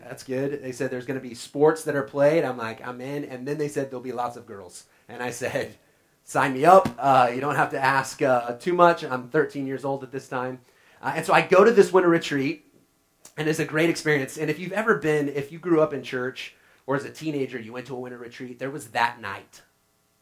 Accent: Oklahoma, United States; growing up in Oklahoma, we fished a lot.

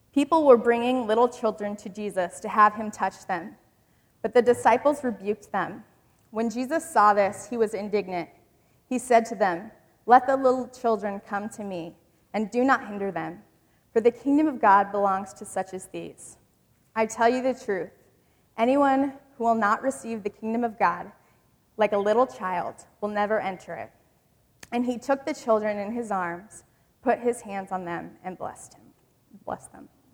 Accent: Michigan, United States; I grew up in Michigan

